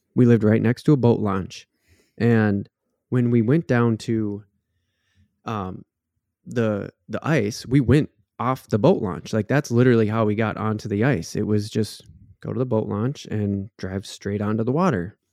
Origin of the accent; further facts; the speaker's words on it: Waconia, Minnesota, United States; grew up on Lake Waconia, essentially, and that's a big lake, um, down here in the southern part of the state, it's actually the second biggest lake next to Lake Minnetonka